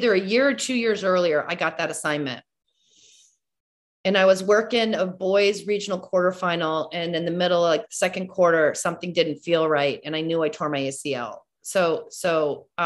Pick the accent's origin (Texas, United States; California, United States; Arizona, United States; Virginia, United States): Virginia, United States; Fairfax County; I grew up in Fairfax County. I played basketball in Fairfax County